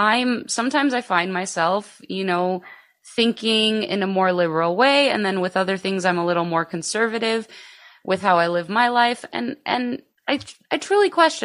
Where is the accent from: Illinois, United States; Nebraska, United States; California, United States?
Illinois, United States; Chicago; also born or lived in Greece; So I'm actually the only one that's from here, born and raised here. I did leave, at the age of 10, I actually moved to Greece. And then I came back. So I'm actually like a Greek American. So I was born in the east side of Chicago.